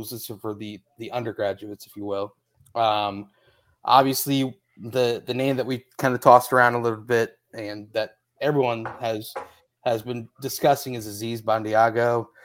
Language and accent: English; Indianapolis, Indiana, United States; I I'm from Indianapolis, so no hablo Indianapolis.